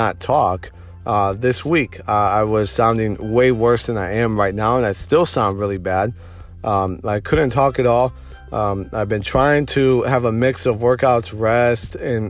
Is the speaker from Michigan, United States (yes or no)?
yes; Detroit, Michigan, United States; moved away as an adult; now in Austin, United States; I'm from Metro Detroit